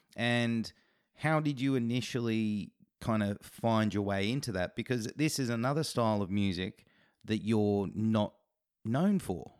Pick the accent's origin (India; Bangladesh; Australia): Australia; as an Australian